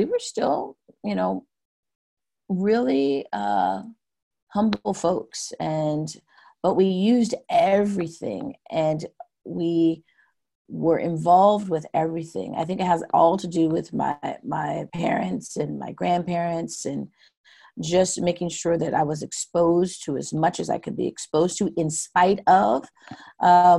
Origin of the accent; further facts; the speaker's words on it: Pasco, Washington, United States; When I grew up in Pasco, I had so many different kinds of friends